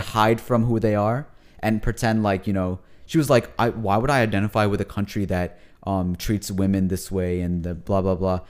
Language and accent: English; United States; I'm a Pakistani American. That's what I call myself